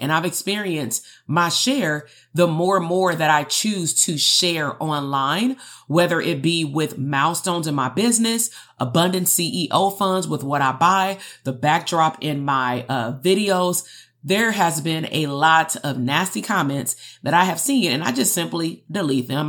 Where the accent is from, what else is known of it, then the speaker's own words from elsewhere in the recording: Compton, California, United States; growing up in Compton amongst my peers